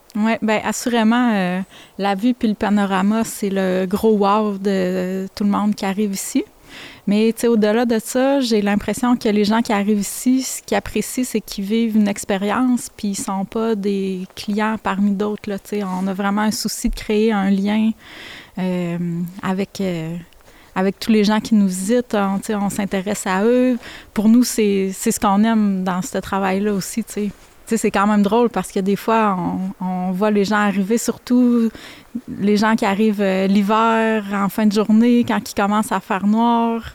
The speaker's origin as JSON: {"language": "French", "town": "Alma", "region": "Quebec", "country": "Canada", "tie": "born or raised there", "also_born_or_lived": "Saint-Félix-d'Otis", "said": "Je suis euh, en fait originaire du lac Saint-Jean. J'ai grandi à Alma"}